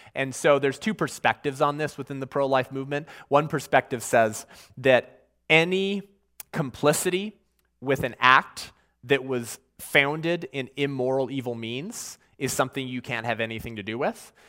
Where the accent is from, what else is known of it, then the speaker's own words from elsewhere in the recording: California, United States; In my home state of California